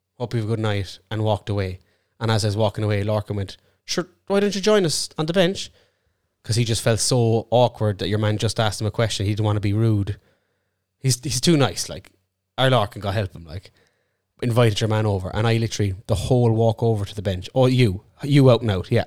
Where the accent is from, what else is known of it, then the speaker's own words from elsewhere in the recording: Ireland; I'm actually Irish too